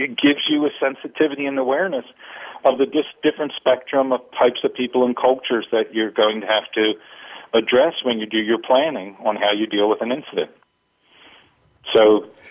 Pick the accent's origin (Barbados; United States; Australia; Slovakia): United States; East Coast; now in West Coast, United States; I grew up on the East Coast and live on the West Coast now